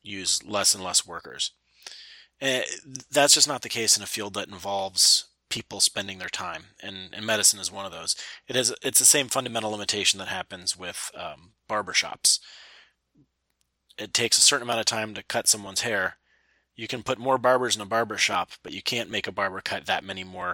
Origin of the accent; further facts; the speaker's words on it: United States; being American